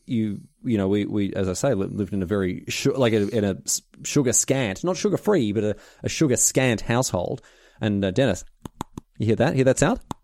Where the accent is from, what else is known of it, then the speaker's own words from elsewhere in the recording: Australia; now in United Kingdom; I'm Australian